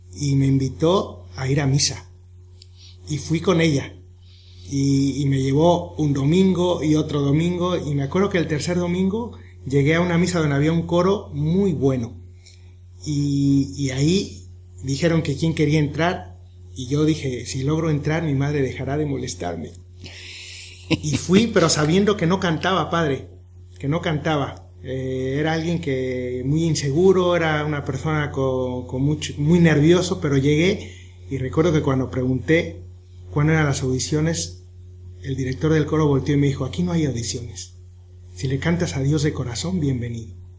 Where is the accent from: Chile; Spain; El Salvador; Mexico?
Mexico; Soy de México